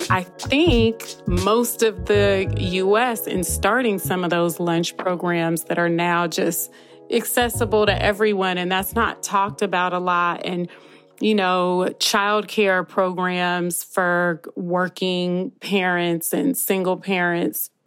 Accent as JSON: {"language": "English", "region": "California", "country": "United States", "said": "I feel like that's the spirit that I'm proud of from the Bay Area."}